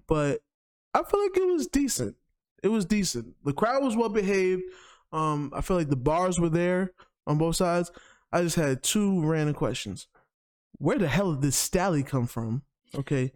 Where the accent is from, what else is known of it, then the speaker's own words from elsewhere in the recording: New York, United States; as a New Yorker